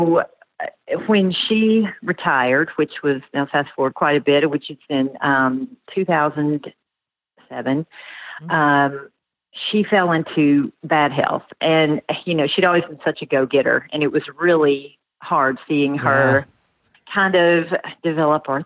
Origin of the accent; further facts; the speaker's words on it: Nashville, Tennessee, United States; So born and raised in Nashville, continue to live here.